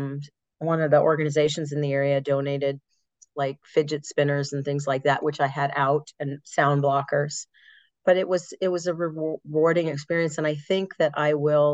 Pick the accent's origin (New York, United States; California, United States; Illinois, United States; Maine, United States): Illinois, United States; Chicago; I'm from Chicago, but I'm on the northern side. I'm part of the suburbs.